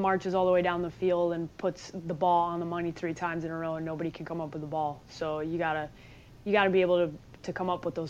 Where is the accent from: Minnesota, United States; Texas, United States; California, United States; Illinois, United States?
Illinois, United States; Chicago; moved away as an adult; also born or lived in Nebraska; now in Scottsdale, United States; Born and raised in Chicago